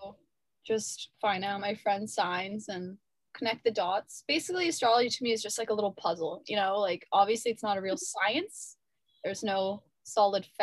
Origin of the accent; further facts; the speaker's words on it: Toronto, Ontario, Canada; now in Montreal, Canada; I'm from Toronto, but my parents are from Europe